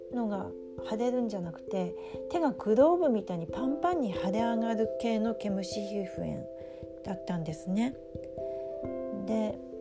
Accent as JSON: {"language": "Japanese", "region": "Aomori", "country": "Japan", "tie": "born or raised there", "moved": "yes", "said": "私が生まれ育った青森には、ゴキブリがいなかった"}